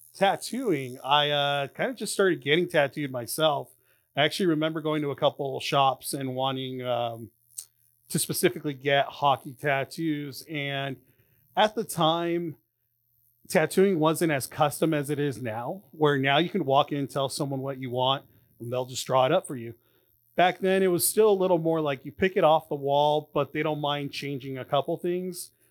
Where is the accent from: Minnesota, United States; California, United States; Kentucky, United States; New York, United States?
California, United States; Anaheim; I, um, grew up in Anaheim